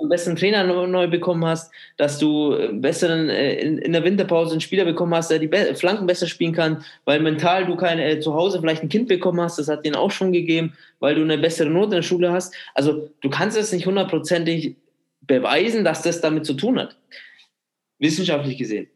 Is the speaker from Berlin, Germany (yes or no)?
no; Munich, Bavaria, Germany; bin Münchner, ich unterstütze die Münchner Vereine